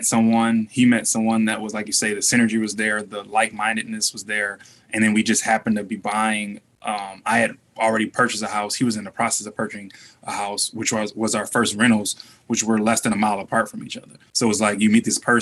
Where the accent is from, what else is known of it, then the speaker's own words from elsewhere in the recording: Detroit, Michigan, United States; we're from Detroit